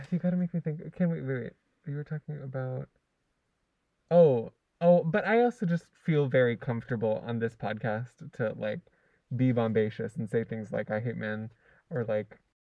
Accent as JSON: {"language": "English", "region": "Hawaii", "country": "United States", "tie": "born or raised there", "also_born_or_lived": "California / Lanai", "said": "I lived in Hawaii since I was four"}